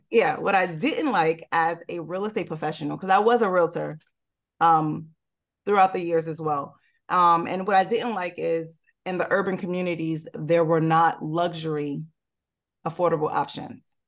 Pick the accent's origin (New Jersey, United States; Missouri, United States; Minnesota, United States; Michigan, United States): New Jersey, United States; Newark; I'm from Newark, technically. I grew up in Newark, went to high school in Newark